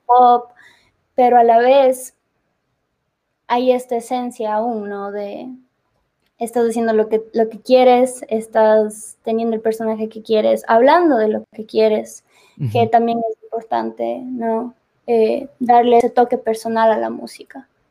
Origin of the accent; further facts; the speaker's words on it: Ecuador; moved away; yo soy de Ecuador y extrañaba mi país